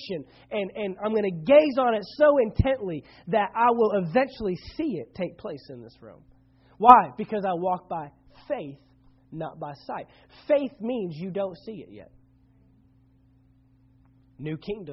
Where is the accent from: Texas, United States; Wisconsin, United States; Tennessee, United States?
Texas, United States; Dallas-Fort Worth area; I grew up in the Dallas-Fort Worth area